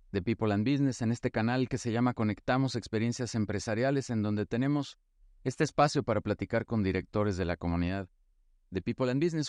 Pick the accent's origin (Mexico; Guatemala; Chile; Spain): Mexico; soy mexicano